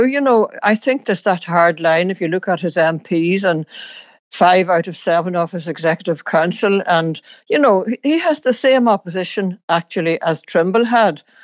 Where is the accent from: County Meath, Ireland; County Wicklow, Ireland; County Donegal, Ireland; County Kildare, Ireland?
County Donegal, Ireland; where I grew up in Donegal